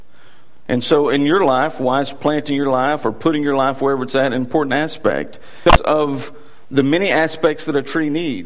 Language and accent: English; Texas, United States; accent: Texas; my Texas accent